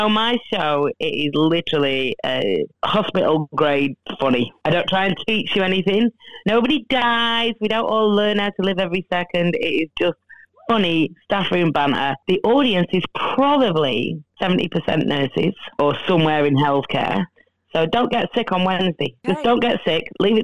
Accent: Rochdale, North West England, United Kingdom; moved away as an adult; now in Australia; I'm originally from Rochdale

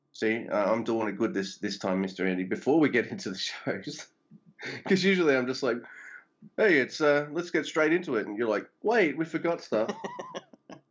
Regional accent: Australia; I'm Aussie

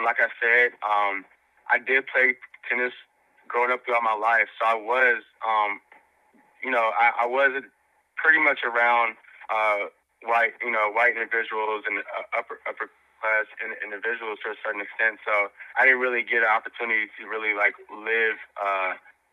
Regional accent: Dallas, Texas, United States; I grew up in South Dallas, fairly low-income neighborhood

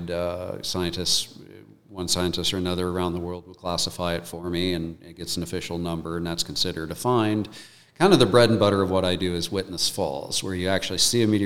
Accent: United States; like many you know, young boys growing up in America, I wanted to be an astronaut.

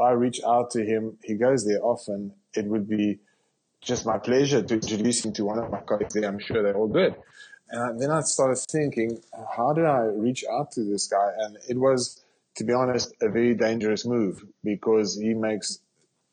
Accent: South Africa; accent: South African; moved away as an adult; now in Canada; I'm a South African

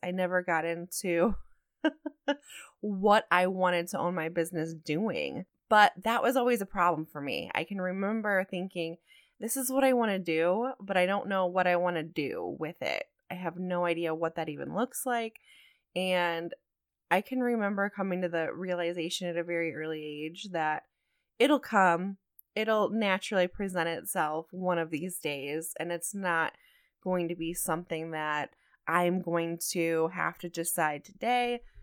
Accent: Toledo, Ohio, United States; moved away as an adult; also born or lived in New Mexico; I was born and raised in Toledo, Ohio

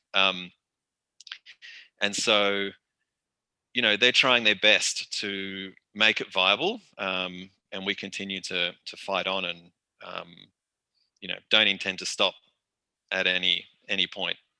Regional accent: Australia; also born or lived in Melbourne; my position as an Australian

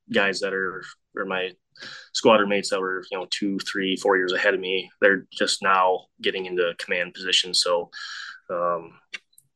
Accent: South Dakota, United States; born or raised there

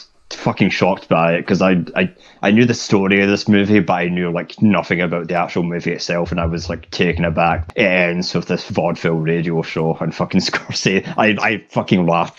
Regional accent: Scotland, United Kingdom; One of the few upsides about being Scottish

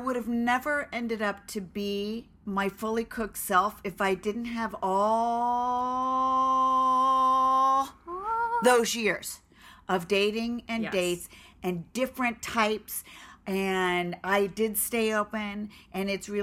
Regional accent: Los Angeles, California, United States; we're from Los Angeles

